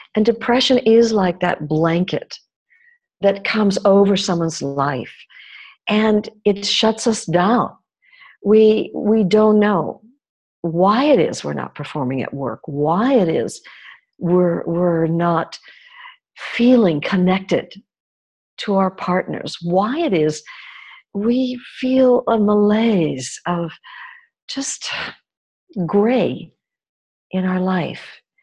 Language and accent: English; New York, United States; I grew up in New York, in a country that's supposedly all about freedom.